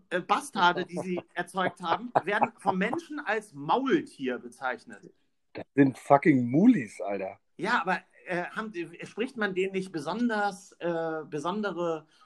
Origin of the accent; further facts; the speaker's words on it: Berlin, Germany; keine Ahnung, bin ich Berliner, zu irgendeinem äh, Spielplatz oder was.